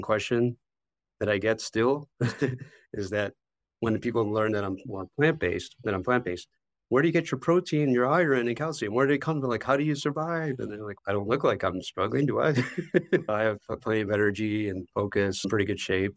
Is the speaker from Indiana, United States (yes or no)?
no; Chicago, Illinois, United States; also born or lived in Wisconsin; I grew up in the Chicago area, I still live in the Chicago area